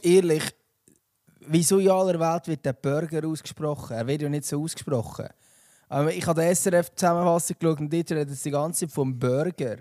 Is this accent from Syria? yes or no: no; Switzerland; wir Schweizer